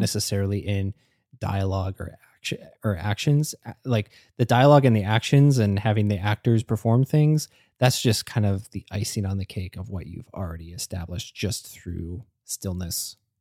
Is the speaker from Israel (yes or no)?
no; Canada; as a Canadian